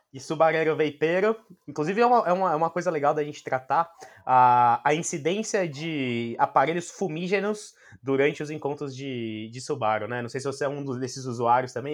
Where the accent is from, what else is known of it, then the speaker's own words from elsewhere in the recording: Brazil; como brasileiro